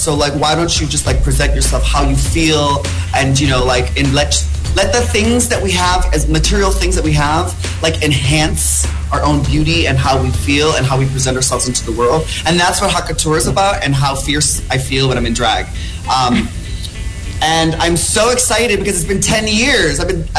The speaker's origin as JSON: {"language": "English", "country": "Philippines", "said": "I am Filipino after all, so why not sing?"}